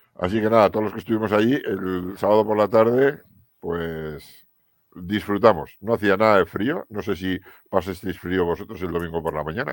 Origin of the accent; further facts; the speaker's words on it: Cizur, Navarre, Spain; mi pueblo, en Cizur